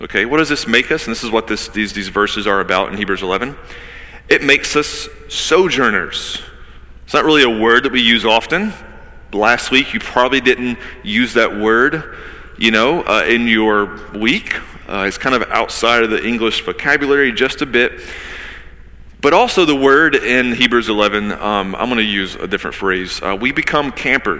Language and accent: English; United States; I'm an American